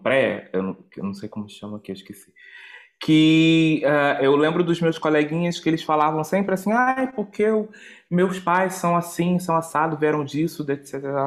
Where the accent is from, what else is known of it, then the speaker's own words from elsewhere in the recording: Rio de Janeiro, Brazil; moved away as an adult; sou natural do Rio de Janeiro, Brasil